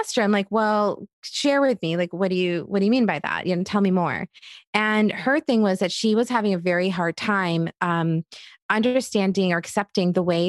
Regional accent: Egypt; It didn't matter if I was growing up in Egypt, if I was visiting cousins in India or in Queens, New York.

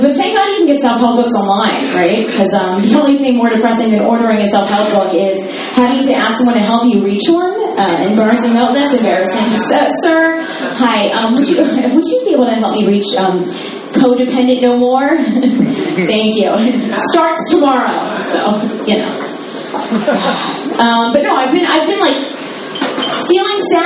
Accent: Philadelphia, Pennsylvania, United States; I'm from Philadelphia

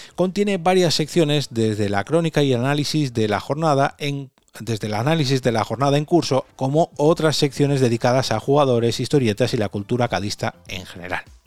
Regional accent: Madrid, Community of Madrid, Spain; soy de Madrid y el catalán no lo domino mucho

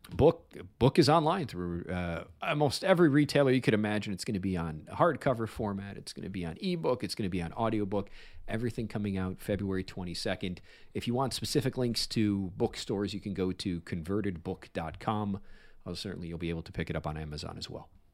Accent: Chicago, Illinois, United States; I grew up on the South Side

